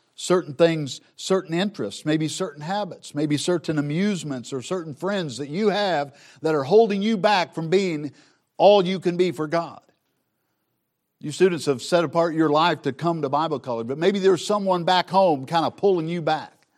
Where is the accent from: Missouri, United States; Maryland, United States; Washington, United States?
Missouri, United States; Southern; I grew up in Southern Missouri